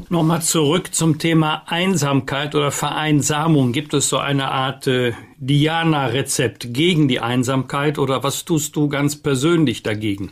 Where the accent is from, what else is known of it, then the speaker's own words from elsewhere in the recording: Bergisch Gladbach, North Rhine-Westphalia, Germany; ich komme aus Bergisch Gladbach, eine Stadt des Papiers.